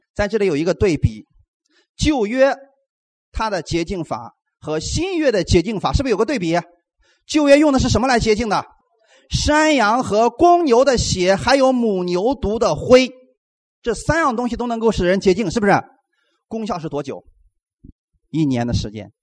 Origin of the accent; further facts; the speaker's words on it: China; 给我们中国人无形当中。造就了一个框架